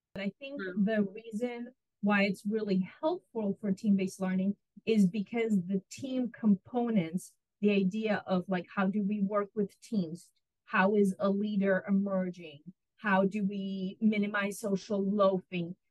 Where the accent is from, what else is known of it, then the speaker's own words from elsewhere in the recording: Israel; moved away as an adult; also born or lived in Ukraine / Illinois / New Mexico; now in Corpus Christi, United States; I was born in Ukraine and grew up in Israel and came to the United States for my college degree